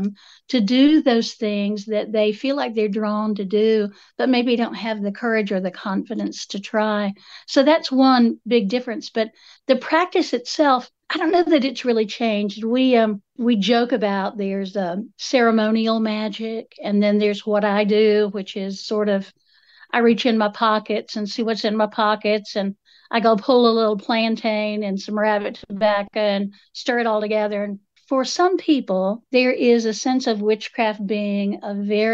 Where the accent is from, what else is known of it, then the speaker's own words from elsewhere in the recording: Appalachia, United States; I'm Appalachian multiple generations back